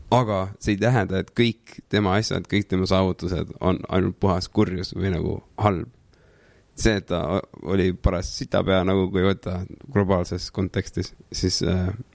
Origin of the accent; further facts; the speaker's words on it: Saare County, Estonia; also born or lived in Tallinn / Saue; mingi üheksakümnendate alguses vist kolisime Saaremaale mu papsi vanemate juurde